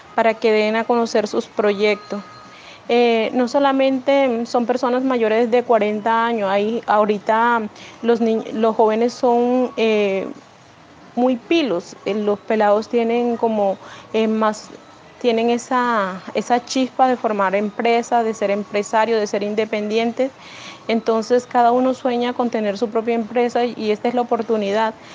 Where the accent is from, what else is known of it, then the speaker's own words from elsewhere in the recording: El Paso, Cesar, Colombia; Les cuento de mi tierra. El Paso César es la tierra